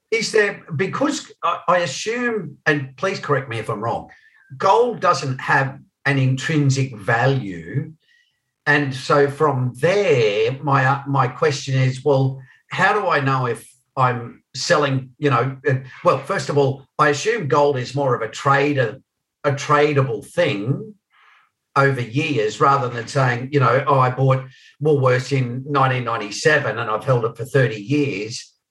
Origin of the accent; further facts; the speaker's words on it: Australia; I'm the only Australian here